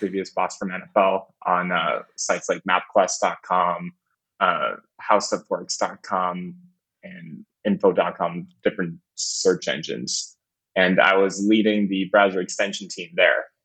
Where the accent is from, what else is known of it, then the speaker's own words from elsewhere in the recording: Canada; moved away as an adult; also born or lived in Windsor; I'm originally from Canada.